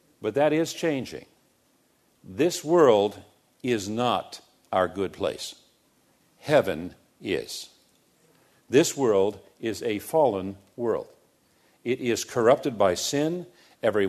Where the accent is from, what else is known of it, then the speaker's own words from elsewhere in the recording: United States; we have a tendency as American Christians